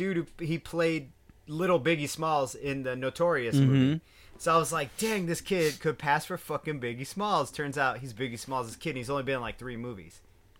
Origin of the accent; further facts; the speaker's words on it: Arizona, United States; because I was born and raised in Arizona, you know, and I spent a lot of time drunk in Arizona.